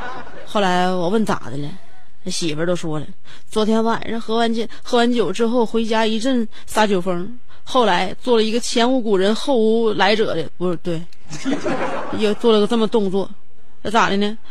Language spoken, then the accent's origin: Chinese; Fujian, China; 热烈庆祝我老家福建的隔壁的呃省的省会合肥的异父异母网友同事的岳母的女儿的闺蜜